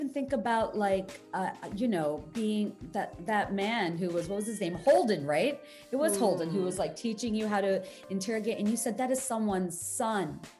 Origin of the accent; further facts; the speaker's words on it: Bangladesh; moved away; I grew up in Bangladesh kind of watching American legal dramas.